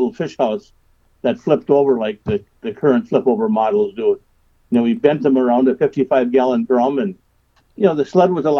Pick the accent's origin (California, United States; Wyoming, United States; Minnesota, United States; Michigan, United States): Minnesota, United States; St. Cloud; I grew up here in St. Cloud, Minnesota, where I live now on the Sauk River